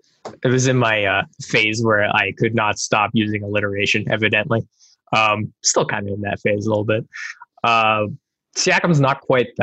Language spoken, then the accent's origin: English; Canada; See, this is me being too Canadian.